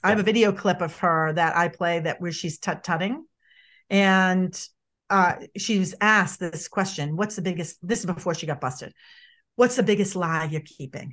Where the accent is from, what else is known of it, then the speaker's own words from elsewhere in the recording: Boston, Massachusetts, United States; moved away; I'm from Boston originally, if people pick up on my accent or my moxie